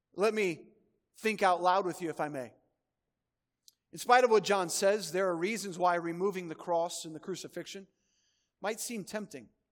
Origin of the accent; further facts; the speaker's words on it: Schererville, Indiana, United States; moved away; I grew up in Northwest Indiana